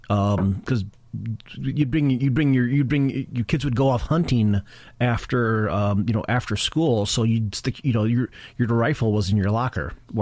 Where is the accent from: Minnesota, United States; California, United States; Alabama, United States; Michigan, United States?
Michigan, United States; Yeah, I grew up in Michigan, so we had tornado drills.